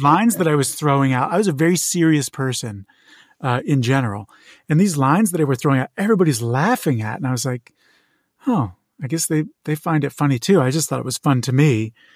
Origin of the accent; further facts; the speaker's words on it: Moorestown, New Jersey, United States; moved away as an adult; also born or lived in Chicago / Provo, Utah / Portugal; now in Los Angeles, United States; I was born in Chicago. I moved v, very young to Moorstown, New Jersey, and grew up there and lived in New Jersey, uh, southern New Jersey, very close to Philadelphia